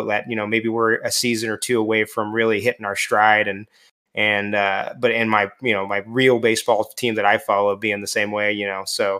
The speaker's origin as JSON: {"language": "English", "region": "Missouri", "country": "United States", "said": "I love St. Louis. I'm from Missouri"}